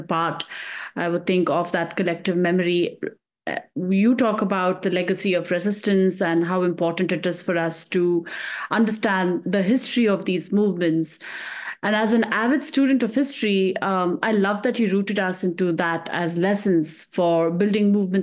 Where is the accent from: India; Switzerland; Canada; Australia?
India; now in United States; I come from India